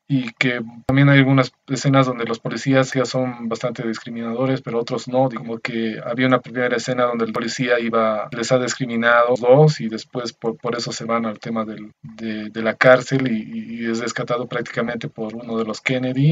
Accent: Bolivia; soy de Bolivia

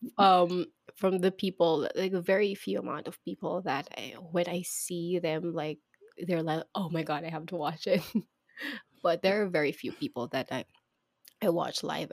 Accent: Philippines; here in my country, in the Philippines

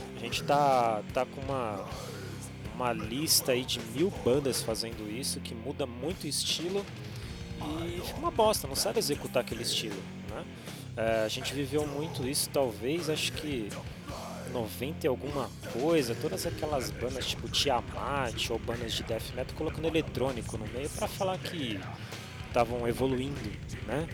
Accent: ABC Paulista, São Paulo, Brazil; now in São Paulo, Brazil; estou em São Paulo, São Paulo. Sou do ABC

